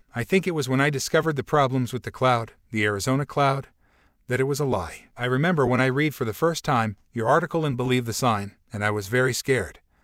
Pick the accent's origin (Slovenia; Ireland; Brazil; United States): Brazil; English is a second language; I was from Brazil